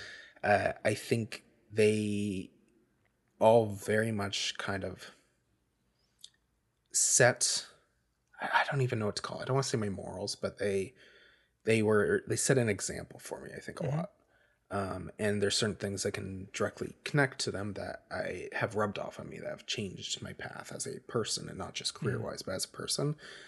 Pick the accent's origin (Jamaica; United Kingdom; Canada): Canada; Nova Scotia; I am from Nova Scotia, Canada.